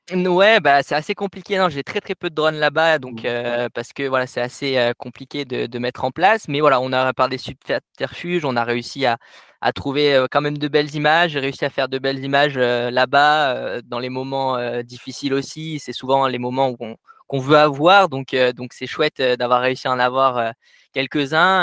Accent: Cévennes, Occitania, France; moved away as an adult; now in Annecy, France; je suis originaire donc des Cévennes, du sud des Cévennes, à peu près au nord de Montpellier

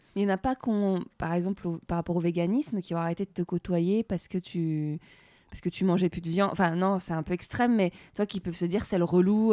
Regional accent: France; en tant que Française

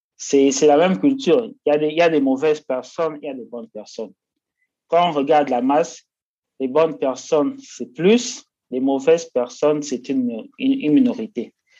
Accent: Kinshasa, DR Congo; moved away as an adult; now in India; je viens de la RDC, la République démocratique du Congo, précisément de Kinshasa

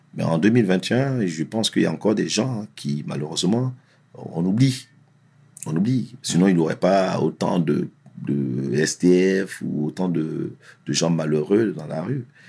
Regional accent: Essonne, Île-de-France, France; also born or lived in Abidjan, Côte d'Ivoire; j'ai grandi dans l'Essonne, 91, le collège et tout ça

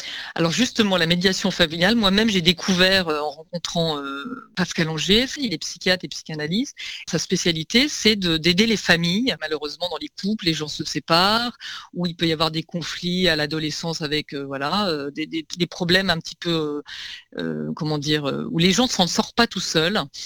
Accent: Lyon, Auvergne-Rhône-Alpes, France; now in Paris, France; parisienne d'adoption, comme beaucoup. Moi, je viens de Lyon

